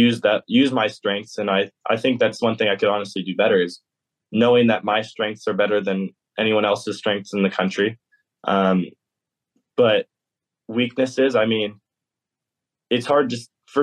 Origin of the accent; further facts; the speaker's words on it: California, United States; also born or lived in Georgia; now in Athens, United States; I'm still a Californian